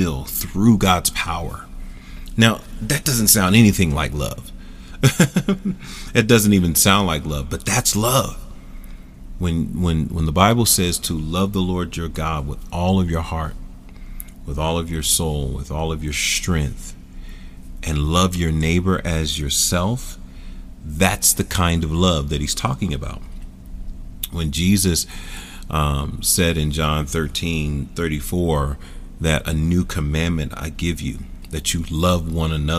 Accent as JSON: {"language": "English", "town": "Philadelphia", "region": "Pennsylvania", "country": "United States", "tie": "born or raised there", "said": "Philadelphia, my hometown"}